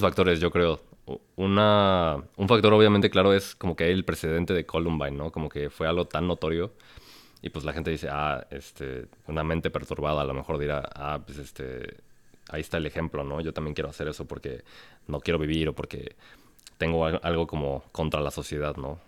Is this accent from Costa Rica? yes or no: no; Mexico; siendo mexicano